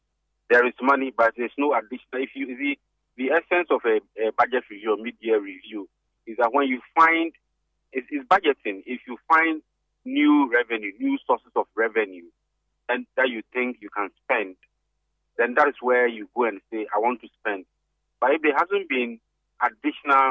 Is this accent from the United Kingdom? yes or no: no; Ghana; As a Ghanaian